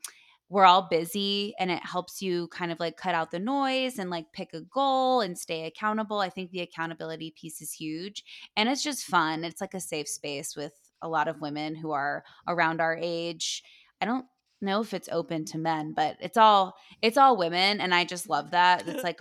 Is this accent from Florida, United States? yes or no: yes; Tampa, Florida, United States; Growing up in Tampa, it's like Bloomin' Brands headquarters.